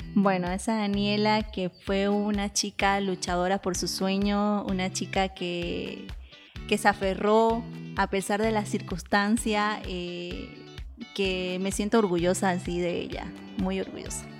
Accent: Bolivia; also born or lived in Basque Country, Spain; como los bolivianos que somos calientitos

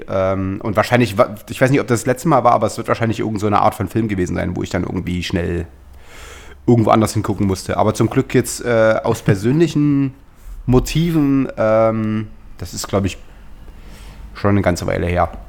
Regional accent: East Germany, Germany; now in West Germany; ich habe mir als Ossi genug blöde Sprüche. Ich bin jetzt seit. Äh, also wir ja zehn Jahre sozusagen in Westdeutschland

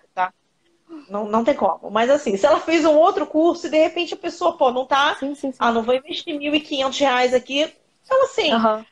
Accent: Rio de Janeiro, Brazil; Eu moro no Rio de Janeiro, eu sou do Rio.

